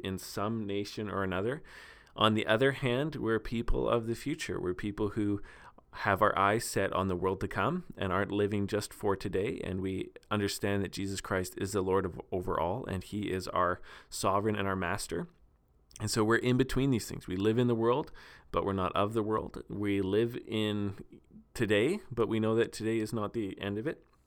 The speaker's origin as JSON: {"language": "English", "town": "Steinbach", "region": "Manitoba", "country": "Canada", "tie": "born or raised there", "said": "here in my hometown of Steinbach"}